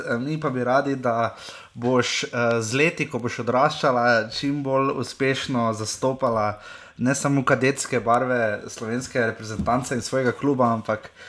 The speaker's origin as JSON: {"language": "Slovenian", "country": "Slovenia", "said": "Kako vidiš ti to, nas kot nogometni narod, kakšni smo Slovenci?"}